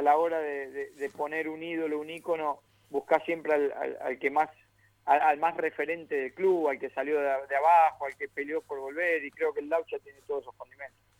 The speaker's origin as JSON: {"language": "Spanish", "town": "Lanús", "region": "Buenos Aires Province", "country": "Argentina", "said": "Yo soy del barrio de Lanús"}